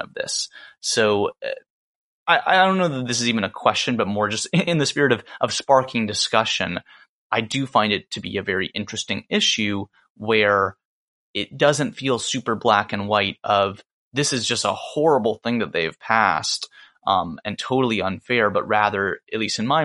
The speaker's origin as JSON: {"language": "English", "town": "Atlanta", "region": "Georgia", "country": "United States", "moved": "yes", "lives_now": "New Orleans, United States", "said": "I'm from Atlanta"}